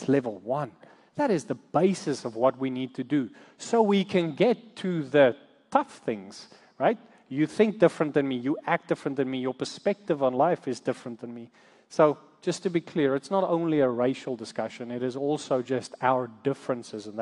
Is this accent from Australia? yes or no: no; South Africa; moved away as an adult; now in United States; we come from South Africa. We moved here to the States about 13 years ago